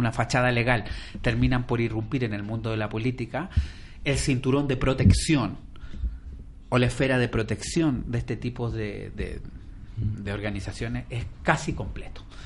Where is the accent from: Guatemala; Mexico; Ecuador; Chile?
Chile; now in Spain; en mi país, que es Chile